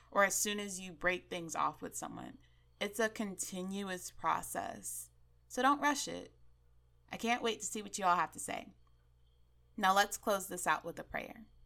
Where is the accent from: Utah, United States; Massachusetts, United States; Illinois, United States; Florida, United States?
Florida, United States; Miami; growing up in Miami